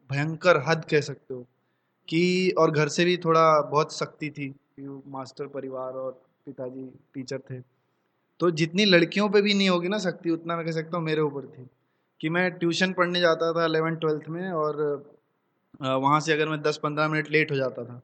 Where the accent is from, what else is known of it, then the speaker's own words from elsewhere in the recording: Katel, Uttar Pradesh, India; गांव में शुरू के मतलब आठ नौ साल गांव में बीते हैं बहराइच से 20 किलोमीटर दूर मेरा गांव है कटेल कुटेना बाज़ार के पास तो वहाँ पैदा हुआ वहाँ पला बड़ा तो गांव में अपब्रिंगिंग हुई सारी छः साल तक